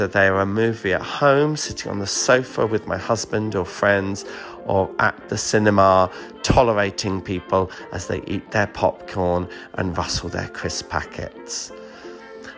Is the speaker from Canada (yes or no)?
no; United Kingdom; being British